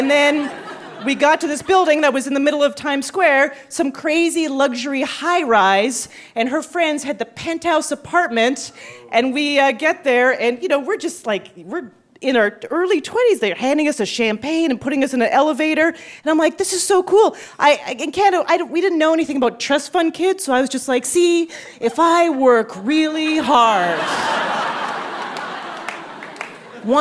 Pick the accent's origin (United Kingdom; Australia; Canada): Canada; moved away as an adult; also born or lived in Montreal; now in New York, United States; I am Canadian